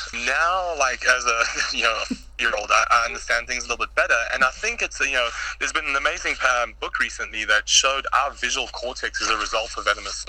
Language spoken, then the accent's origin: English; South Africa; Earliest memories as a kid in South Africa was, there's a baboon that was actually shot at our school